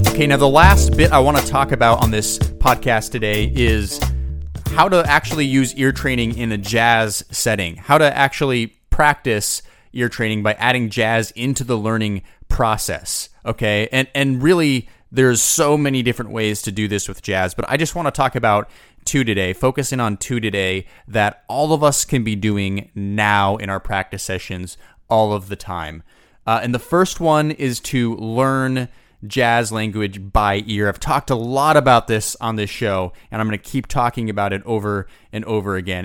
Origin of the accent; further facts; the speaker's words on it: United States; I'm from the United States